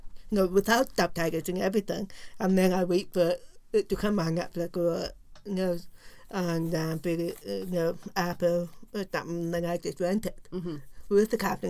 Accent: British Columbia, Canada; born or raised there; moved away

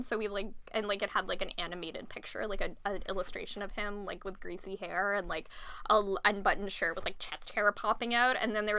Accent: Ontario, Canada; it was in Toronto, because I'm from Ontario.

